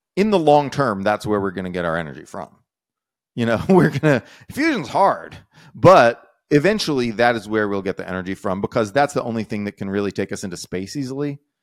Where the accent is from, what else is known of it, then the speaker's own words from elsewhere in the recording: Texas, United States; I'm a Texan